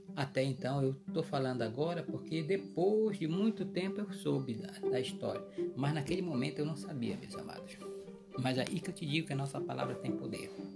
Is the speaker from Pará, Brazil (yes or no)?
yes; Guamá, Pará, Brazil; morei muito tempo no Guamá.